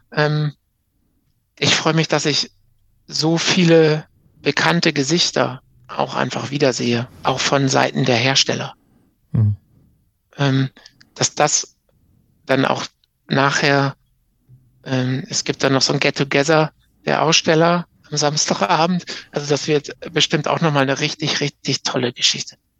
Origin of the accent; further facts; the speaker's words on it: Münsterland, North Rhine-Westphalia, Germany; hier in, in NRW zumindest, bei uns im Münsterland